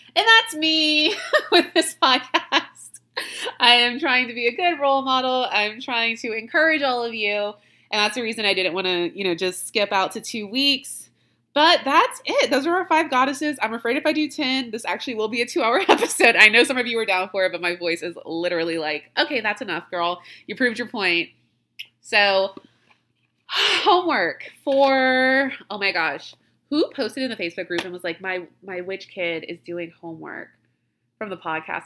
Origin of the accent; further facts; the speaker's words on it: Louisiana, United States; I'm from Louisiana.